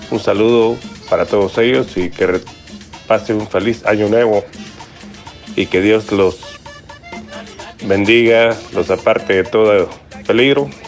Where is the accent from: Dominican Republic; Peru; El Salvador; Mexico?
El Salvador; Bolívar, La Unión; moved away; mi pueblo querido Bolívar